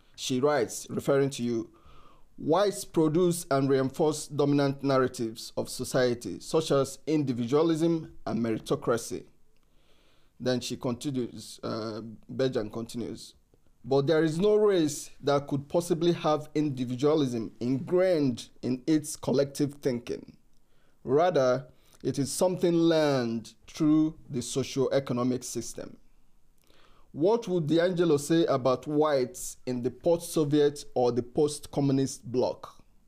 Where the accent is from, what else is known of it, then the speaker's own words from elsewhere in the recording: Nigeria; moved away; I'm from Africa. I'm from Nigeria uh, uh, originally